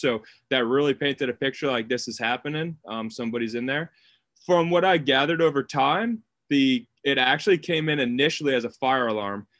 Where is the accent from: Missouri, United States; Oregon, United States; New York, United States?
New York, United States; Long Island; moved away as an adult; now in Wilmington, United States; I'm originally from Long Island, New York. I moved down to Wilmington, North Carolina when I got hired